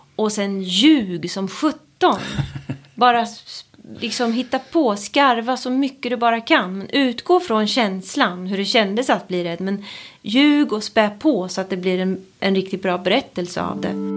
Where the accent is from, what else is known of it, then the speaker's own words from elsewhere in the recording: Sweden; jag är just uppvuxen i Sverige på, på 80-talet